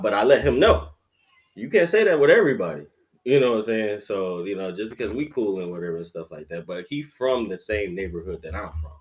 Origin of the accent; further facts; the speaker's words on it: Detroit, Michigan, United States; I'm from Detroit